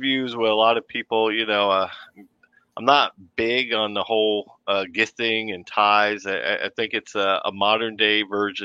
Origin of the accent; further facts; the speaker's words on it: New York City, New York, United States; accent: intrusive R; growing up in Brooklyn, New York.